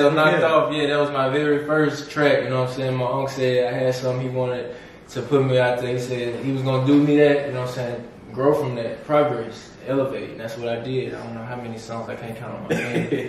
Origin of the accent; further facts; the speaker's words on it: Houston, Texas, United States; I'm from South Park, Houston, Sunnyside, you know what I'm saying? MLK and Biff, to be exact. Yeah. That's my hood, you know what I'm saying? That's where I grew up, born and raised.